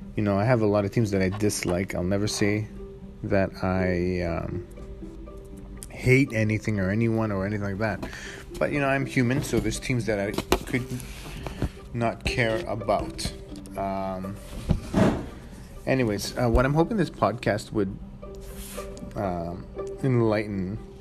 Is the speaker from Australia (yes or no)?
no; Edmonton, Alberta, Canada; first generation Canadian, uh, you know, born and raised in Edmonton, grew up in the north side, uh, still live there.